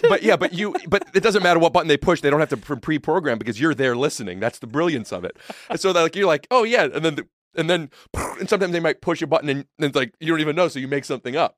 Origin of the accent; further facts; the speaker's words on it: Northeast Ohio, United States; moved away; where I grew up in Northeast Ohio